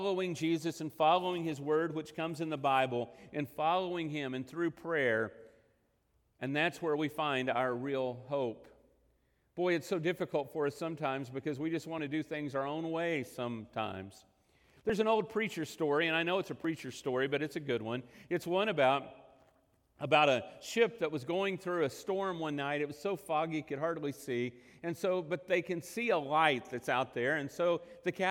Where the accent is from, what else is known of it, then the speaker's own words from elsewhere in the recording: Texas Panhandle / western Oklahoma, United States; I spent much of my life growing up in the Texas Panhandle in western Oklahoma